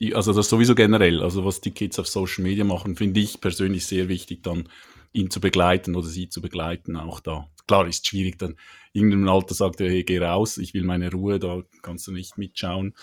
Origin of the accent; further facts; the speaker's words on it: Switzerland; accent: Swiss; komme aus der Schweiz, wie man hört.